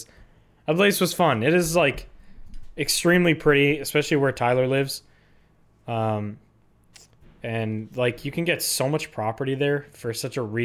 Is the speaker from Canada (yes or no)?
yes; Canada; as a Canadian